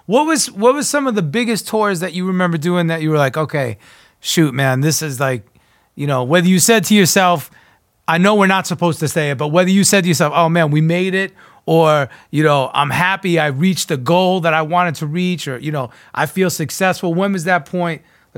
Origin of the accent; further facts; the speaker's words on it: New York, United States; I grew up East Coast, born and raised in New York.